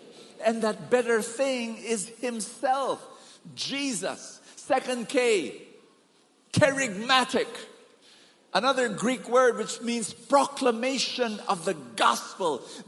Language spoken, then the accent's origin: English; Bahamas; I came from Bahamas. In a small island, there are 7 feasts.